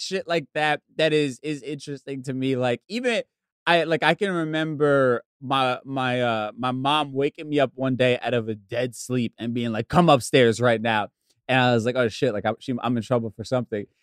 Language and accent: English; suburbs of New Jersey, United States; also born or lived in Bronx, New York; we moved from from the Bronx to the suburbs of Jersey when I was really young